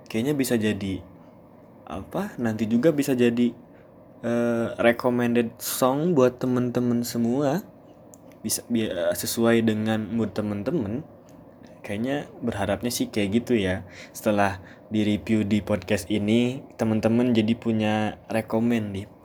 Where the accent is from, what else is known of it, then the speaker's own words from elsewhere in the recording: Bandung, West Java, Indonesia; asli dari Bandung kata orang Bandung itu udah pasti ya berarti suku Sunda lah Berarti udah terkategorikan bahwa saya merupakan cowok Sunda asli.